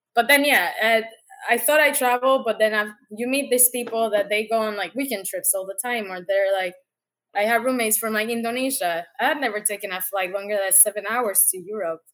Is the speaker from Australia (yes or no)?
no; Puerto Rico; moved away as an adult; also born or lived in Panama; now in United States; born and raised in Puerto Rico, and I've been in the states, let's say, on and off like ten years